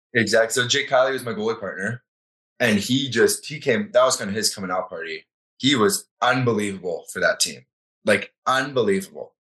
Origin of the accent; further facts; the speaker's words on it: Florida, United States; now in Calgary, Canada; growing up in Florida, there's not a ton of hockey.